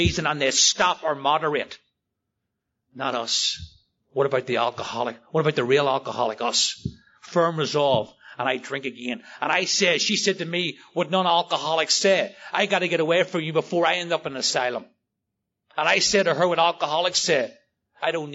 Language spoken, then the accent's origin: English; Northern Ireland, United Kingdom; I grew up in Northern Ireland. I grew up in the Troubles, where people literally shot each other outside the front door over religion.